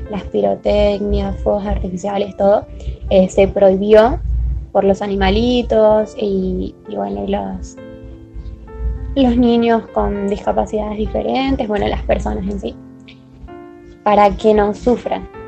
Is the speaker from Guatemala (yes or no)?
no; Corrientes, Argentina; Bueno, en mi provincia, por ejemplo, eh, yo soy de Corrientes, que es al norte de Argentina